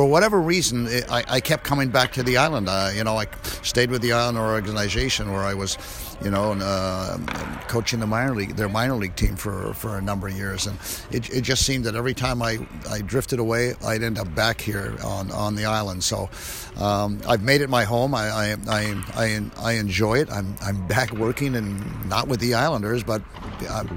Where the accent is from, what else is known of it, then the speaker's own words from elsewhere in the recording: Winnipeg, Manitoba, Canada; my childhood idol as a kid growing up in Winnipeg